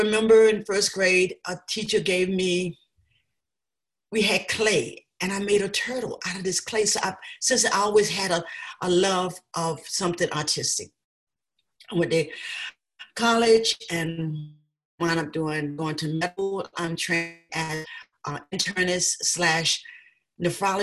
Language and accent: English; South Georgia, United States; now in Amherst, United States; I was raised in Georgia, South Georgia